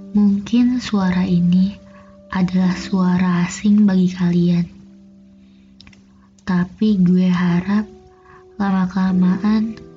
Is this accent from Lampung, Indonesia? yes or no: no; Jakarta, Indonesia; born there; Di tahun 2020 ini umur gue bakal menginjak kepala dua. Lahir di Jakarta tanggal 15 September, kelahiran tahun